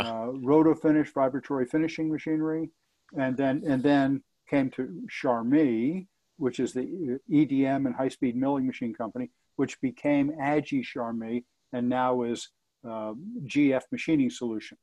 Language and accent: English; Elizabeth, New Jersey, United States; I grew up in Elizabeth, New Jersey, right across the river mm-hmm. from New York City